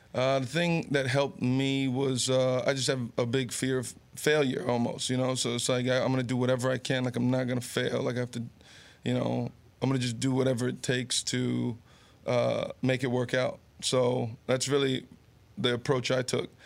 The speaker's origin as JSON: {"language": "English", "town": "Garfield", "region": "New Jersey", "country": "United States", "tie": "born or raised there", "also_born_or_lived": "Summit, New Jersey", "said": "being born in Summit, growing up in Garfield, yep. going to Monmouth uh, University, which is all here in Jersey"}